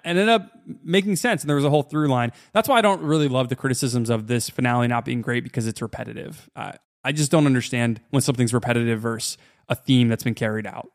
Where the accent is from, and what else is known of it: United States